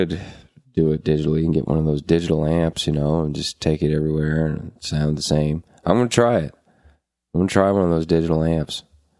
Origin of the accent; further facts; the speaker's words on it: Halifax, Nova Scotia, Canada; also born or lived in Truro; guys, you know, from that I grew up with around around Halifax